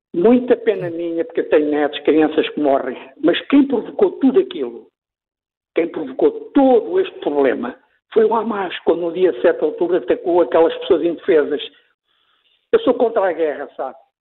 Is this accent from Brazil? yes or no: no; Mozambique; eu sou moçambicano, nasci em Moçambique